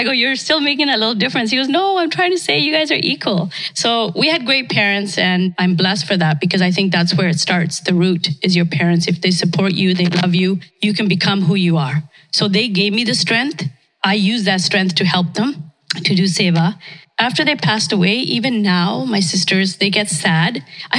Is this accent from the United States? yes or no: no; India; born there; moved away; I was born in India, came here, I guess, 1972, when most of us came here.